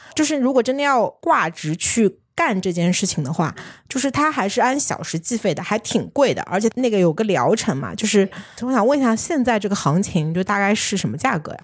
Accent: China; 就是我们中国人不是说就是看病要那个不能治标不治本嘛？

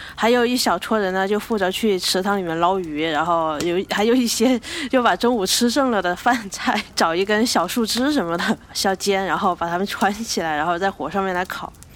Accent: Hechuan, Chongqing, China; 我的家乡在重庆河川。呃，我的家就在重庆河川的城区

